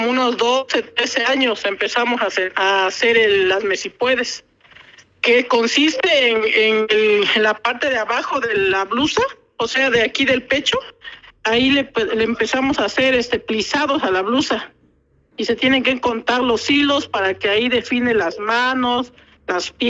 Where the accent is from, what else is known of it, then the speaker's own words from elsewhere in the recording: San Pedro Mártir Ocotlán, Oaxaca, Mexico; de hecho me dedico desde hace 25 años a hacer el deshilado, más que nada el deshilado, pues, porque yo soy de San Pedro Mártir Ocotlán y aquí toda la, la población se dedica a hacer el deshilado.